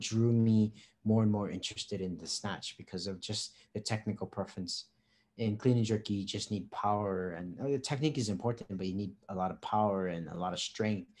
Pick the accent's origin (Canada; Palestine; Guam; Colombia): Guam; moved away as an adult; now in Philippines